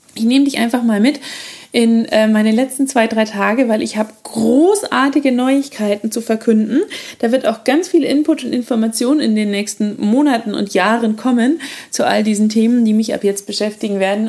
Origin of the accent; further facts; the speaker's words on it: Erlangen, Bavaria, Germany; moved away; Wir ziehen nach Bayern, zurück in meine alte Heimat. Ich komme ja ursprünglich auch aus Erlangen